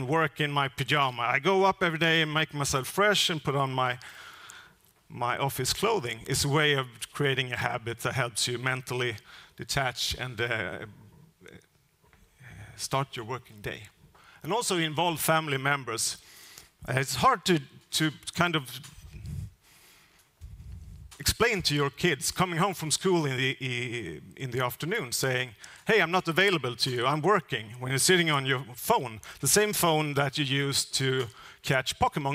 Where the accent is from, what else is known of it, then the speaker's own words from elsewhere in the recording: northern Skåne, Sweden; my hometown in northern part of Skåne